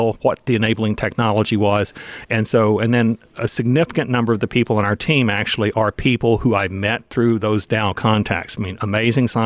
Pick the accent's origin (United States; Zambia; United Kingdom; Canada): United States; Texas; moved away as an adult; also born or lived in Indiana; now in Indianapolis, United States; I'm from Texas originally, but came to Indiana